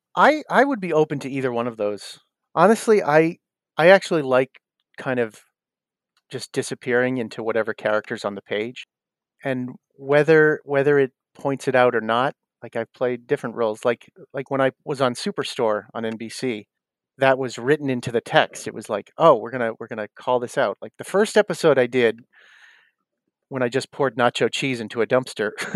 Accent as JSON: {"language": "English", "area": "South Shore", "region": "Massachusetts", "country": "United States", "tie": "born or raised there", "also_born_or_lived": "Los Angeles / New York", "moved": "yes", "said": "I grew up in South Shore, Mass"}